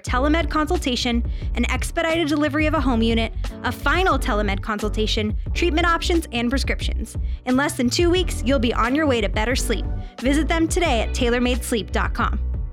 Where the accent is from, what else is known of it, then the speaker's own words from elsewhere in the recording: New Jersey, United States; moved away; also born or lived in New Hampshire; I, grew up in New Jersey, um, beautiful area